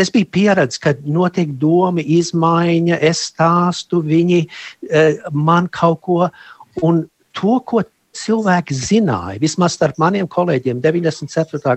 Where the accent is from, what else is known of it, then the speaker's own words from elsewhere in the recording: United States; moved away as an adult; also born or lived in Germany; now in Latvia; uzaugot Amerikā, un mana sieva un es, mums ir līdzīga pagātne, es esmu Vācijā pārcēlos uz Ameriku, es biju ļoti maziņš